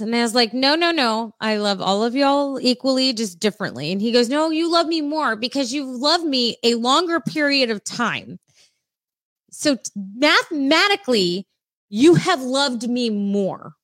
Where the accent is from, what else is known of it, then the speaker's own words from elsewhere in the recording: San Diego, California, United States; I grew up in San Diego